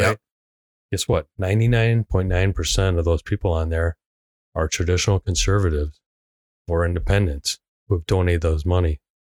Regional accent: Hong Kong; moved away; I am a direct immigrant. I was born in Hong Kong. I came here on a visa.

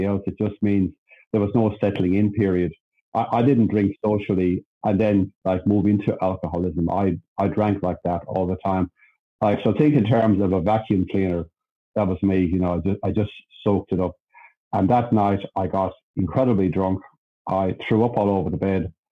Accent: Ireland; now in Sydney, Australia; I'm Irish, by the way. I was born in Ireland.

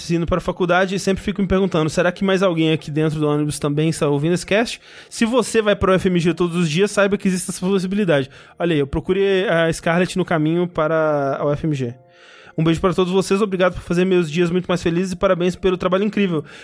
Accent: Coronel Fabriciano, Minas Gerais, Brazil; now in Belo Horizonte, Brazil; Tenho 24 anos, atualmente moro em BH, mas sou de Coronel Fabriciano.

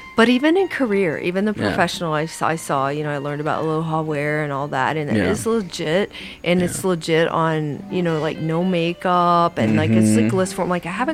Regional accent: India; They did that in my hometown in India.

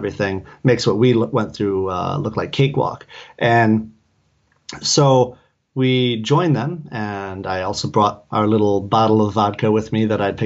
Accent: Detroit, Michigan, United States; moved away; it's Detroit.

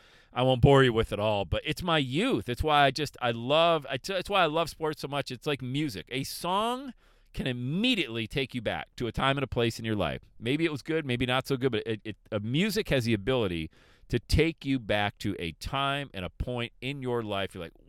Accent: Buffalo, New York, United States; Some people say I sound like I'm still from Buffalo, New York, which I don't think so.

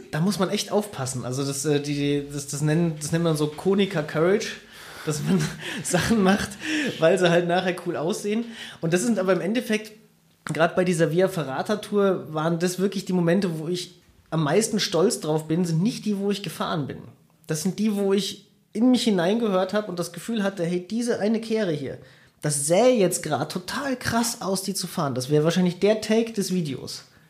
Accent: Siegen, North Rhine-Westphalia, Germany; also born or lived in Bayrischzell, Bavaria; sind wir eigentlich erst zurückgezogen nach Siegen, als ich in die Schule gekommen bin.

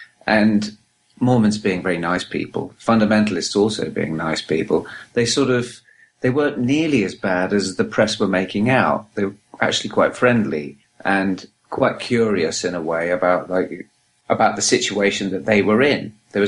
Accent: Los Angeles, California, United States; I'm from Los Angeles.

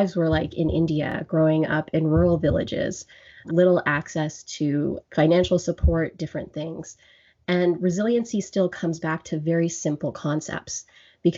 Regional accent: Grande Prairie, Alberta, Canada; now in Ottawa, Canada; And I am born and raised in Alberta, from Grand Prairie, Alberta. I'm now in Ontario, in Ottawa

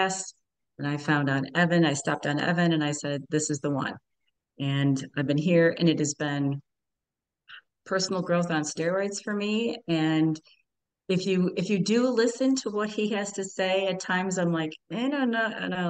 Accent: Buffalo, New York, United States; also born or lived in Florida; now in Syracuse, United States; I am originally from Buffalo, New York, live in Syracuse area, and now have transferred down to Florida for a six month kind of thing.

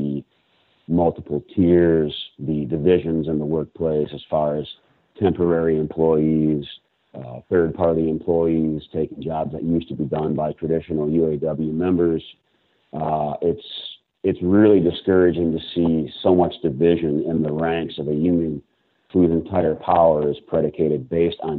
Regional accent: Flint, Michigan, United States; I'm originally from Flint, Michigan, and I currently live just about 2 miles north of Flint, Michigan

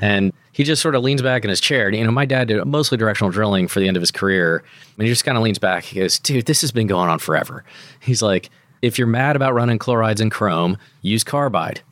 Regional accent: United States; as an American

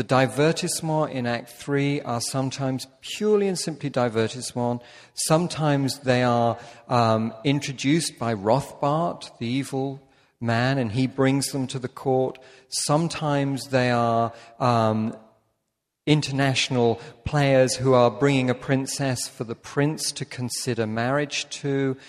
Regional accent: United Kingdom; as a Brit, that hurts.

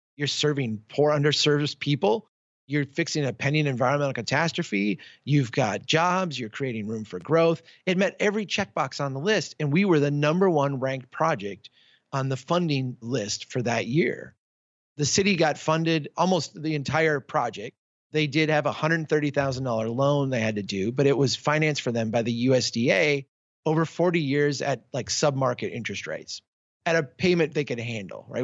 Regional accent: Minnesota, United States; my home state of Minnesota

